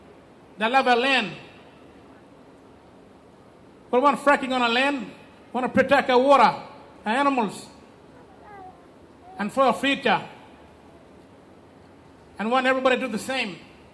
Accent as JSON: {"language": "English", "town": "Minyerri", "region": "Northern Territory", "country": "Australia", "said": "I'm Aloha man. … I came from a little community up north, Minyeri, Salawa country."}